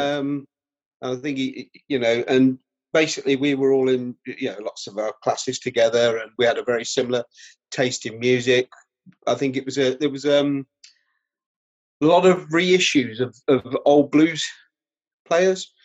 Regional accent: Rutland, East Midlands, United Kingdom; also born or lived in Melton Mowbray; now in North East England, United Kingdom; I grew up in Rutland, um, right? You know, in the Midlands, in the East Midlands

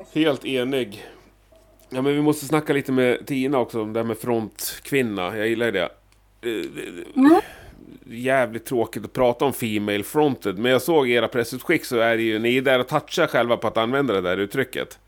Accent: Gävle, Gävleborg County, Sweden; jag är från Gävle själv

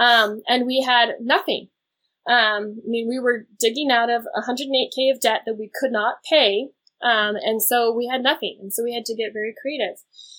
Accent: Idaho, United States; we grew up in Idaho, and I specifically remember one Christmas, a small town in Idaho.

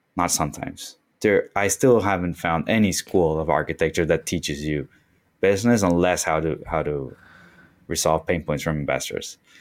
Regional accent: Concepción, Biobío, Chile; moved away as an adult; now in Miami, United States; that's my hometown. Um, it's, it's Concepcion, actually, which is further south

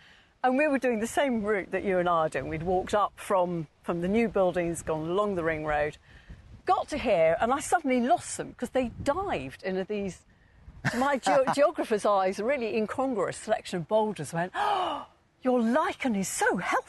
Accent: England, United Kingdom; we're very English.

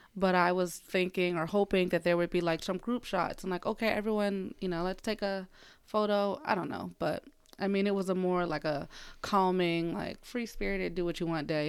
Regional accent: Philadelphia, Pennsylvania, United States; moved away; my hometown, Philly

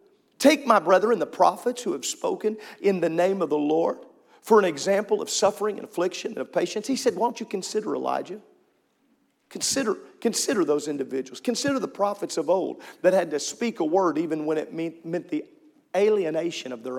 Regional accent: Midwest, United States; I grew up in the middle of cornfield

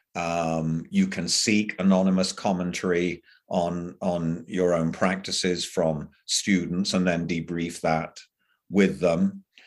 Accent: England, United Kingdom; moved away; I grew up in England

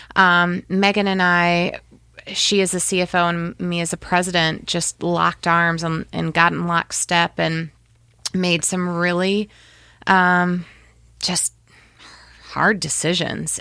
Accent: Fort Wayne, Indiana, United States; being born and raised in Fort Wayne

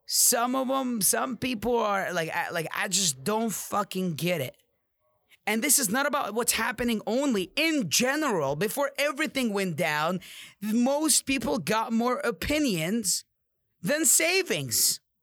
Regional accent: Amman, Amman Governorate, Jordan; now in United States; I came from Jordan, Amman. It's a third world country.

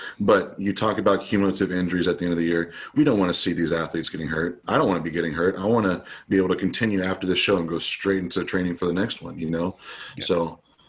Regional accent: United States; as an American athlete

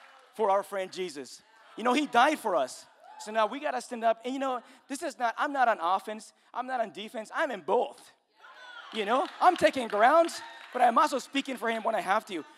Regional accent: Mexico; moved away; I'm Mexican

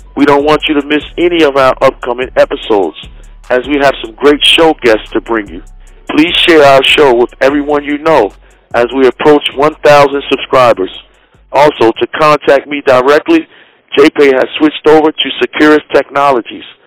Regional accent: Maryland, United States; I'm from Maryland

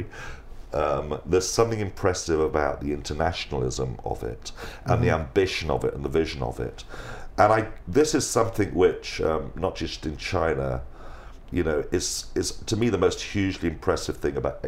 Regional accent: England, United Kingdom; being an Englishman

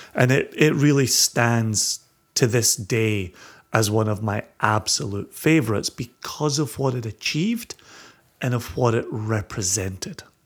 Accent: Ayrshire, Scotland, United Kingdom; growing up in Ayrshire

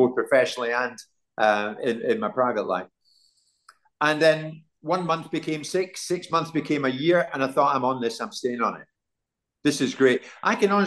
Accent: Glasgow, Scotland, United Kingdom; now in London, United Kingdom; I'm from Glasgow.

